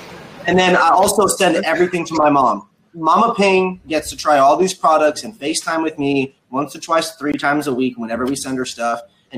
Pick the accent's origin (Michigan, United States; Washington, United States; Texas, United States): Washington, United States; Seattle; We come from Seattle. It's the pickiest group of people in the country outside.